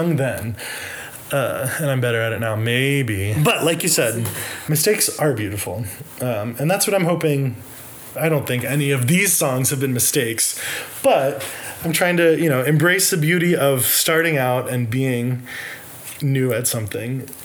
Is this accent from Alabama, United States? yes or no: yes; Birmingham, Alabama, United States; now in Nashville, United States; We're both from Birmingham, Alabama